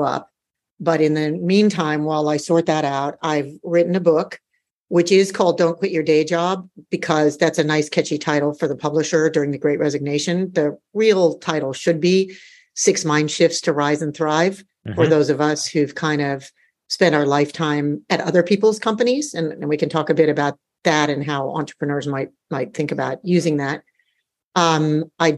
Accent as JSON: {"language": "English", "country": "United States", "tie": "born or raised there", "also_born_or_lived": "Australia", "moved": "as an adult", "lives_now": "Singapore", "said": "I'm an American with a sense of adventure. So I grew up in the US"}